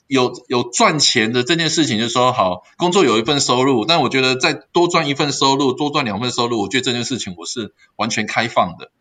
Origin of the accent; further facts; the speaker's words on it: Kaohsiung, Taiwan; moved away as an adult; also born or lived in northern Taiwan; 我是从高雄来的，哦，那我现在哦，我北爸妈还住，对，就变成说我爸妈住在高雄